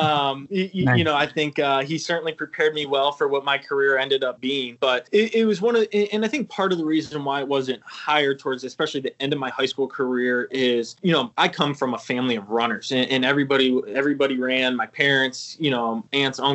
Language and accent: English; Sandusky, Ohio, United States; was born in Sandusky, spent early childhood in Sandusky, and then we moved 2 miles away into kind of right the neighboring town here on Ohio.